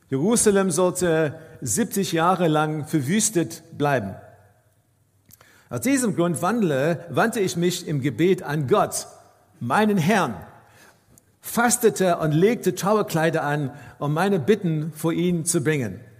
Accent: South Africa; Ich bin aufgewachsen in Südafrika in einer, in einer Kirche und in unserer Kirche war es dann üblich, dass nur der Priester gebetet hat in einem Gottesdienst.

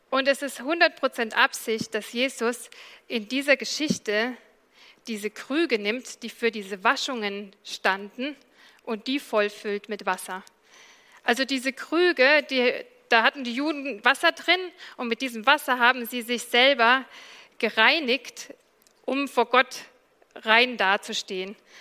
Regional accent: Allgäu, Bavaria, Germany; now in Dresden, Germany; ich komme aus dem Allgäu

